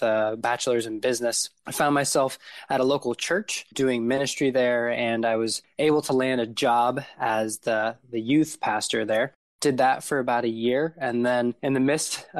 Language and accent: English; Warren, Ohio, United States; moved away as an adult; also born or lived in Wheeling, West Virginia; I grew up in Warren, Ohio, which is pretty close to Youngstown in northeastern Ohio